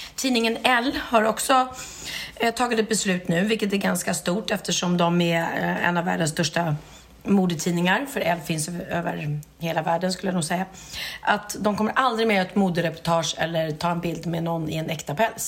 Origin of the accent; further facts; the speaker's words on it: Gustavsberg, Stockholm County, Sweden; jag är uppvuxen då i Gustavsberg